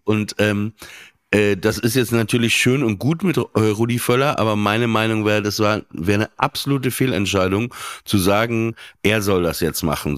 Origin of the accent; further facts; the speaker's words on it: France; als Franzose